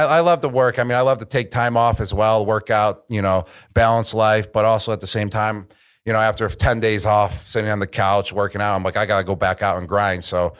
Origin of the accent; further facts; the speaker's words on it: Buffalo, New York, United States; We're from Buffalo.